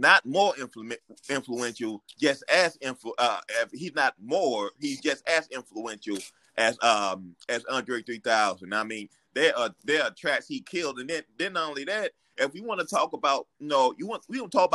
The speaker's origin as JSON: {"language": "English", "town": "Shreveport", "region": "Louisiana", "country": "United States", "tie": "born or raised there", "also_born_or_lived": "Georgia", "moved": "yes", "said": "Growing up in Shreveport"}